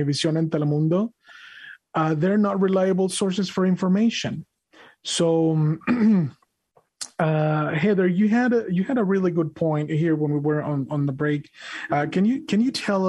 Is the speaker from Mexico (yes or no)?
yes; Mexico; moved away; I was born and raised in Mexico